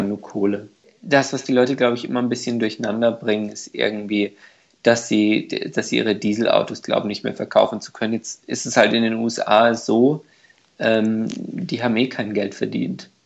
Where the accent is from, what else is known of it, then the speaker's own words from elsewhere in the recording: Hungary; moved away; also als Ungar